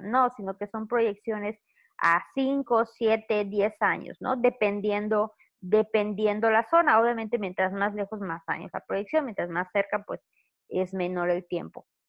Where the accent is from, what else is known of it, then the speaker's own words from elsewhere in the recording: Mérida, Yucatán, Mexico; also born or lived in Campeche / Ciudad del Carmen / Chetumal; yo soy de Yucatán, orgullosamente yucateca